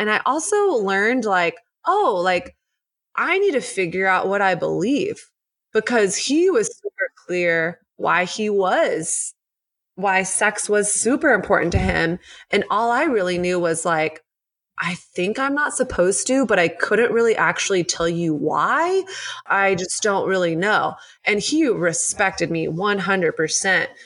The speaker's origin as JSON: {"language": "English", "region": "the South", "country": "United States", "tie": "born or raised there", "moved": "as an adult", "lives_now": "New York City, United States", "said": "I grew up in the South."}